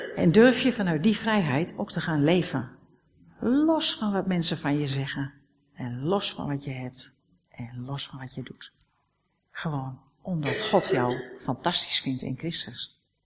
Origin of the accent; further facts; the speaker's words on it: Netherlands; We zijn Nederlanders.